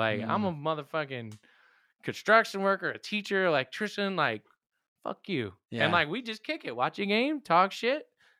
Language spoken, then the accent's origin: English; Yonkers, New York, United States; I mean, it's funny growing up now because I see how the kids are and like shit was just different. Maybe it was toxic masculinity, but like shit was tough. Where I grew up, it was tough, and not